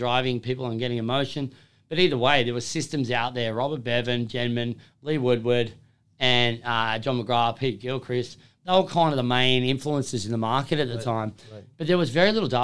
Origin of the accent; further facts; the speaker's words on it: Lake Macquarie, New South Wales, Australia; also born or lived in Holbrook / Perth / Hills District; I was from Lake Macquarie growing up